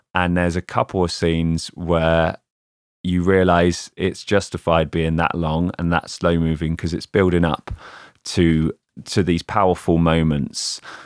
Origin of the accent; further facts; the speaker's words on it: England, United Kingdom; an English lad who grew up in the nineties